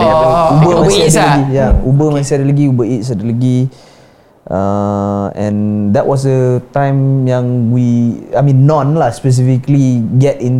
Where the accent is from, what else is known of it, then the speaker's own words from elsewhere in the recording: Johor, Malaysia; moved away as an adult; now in Kuala Lumpur, Malaysia; aku orang Johor datang KL